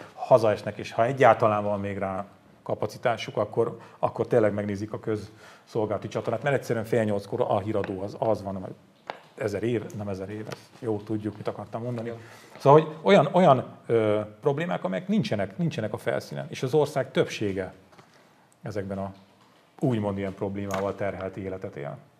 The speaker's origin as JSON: {"language": "Hungarian", "country": "Hungary", "said": "én, aki vidéki származású vagyok"}